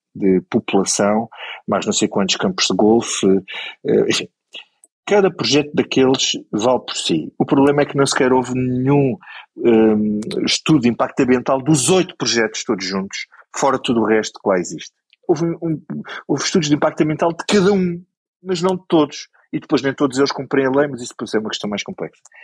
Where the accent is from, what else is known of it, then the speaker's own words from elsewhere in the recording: Grândola, Alentejo, Portugal; eu, sou de Grândola